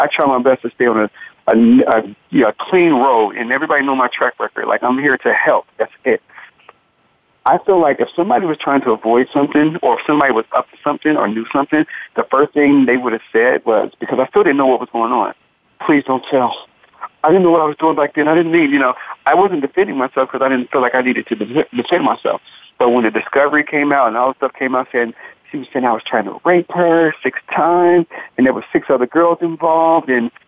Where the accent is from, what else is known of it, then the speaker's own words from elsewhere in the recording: Cincinnati, Ohio, United States; Cincinnati, Ohio.